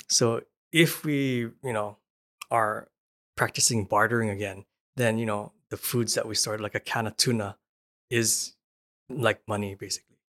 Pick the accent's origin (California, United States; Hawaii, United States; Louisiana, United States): Hawaii, United States; moved away; I'm from Hawaii, and Hawaii is, is isolated